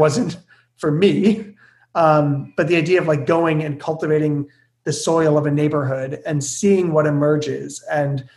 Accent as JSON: {"language": "English", "town": "Hamilton", "region": "Ontario", "country": "Canada", "tie": "born or raised there", "said": "I'm born and raised in Hamilton"}